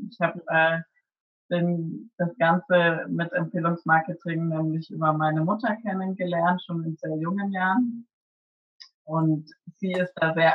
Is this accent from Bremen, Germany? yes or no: no; Würzburg, Bavaria, Germany; now in Cologne, Germany; bin gebürtig aus Würzburg und lebe jetzt aktuell in Köln.